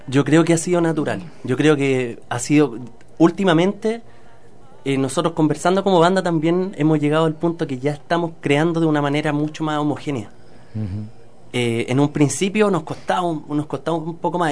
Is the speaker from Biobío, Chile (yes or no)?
no; Santiago, Santiago Metropolitan Region, Chile; nosotros igual somos santiaguinos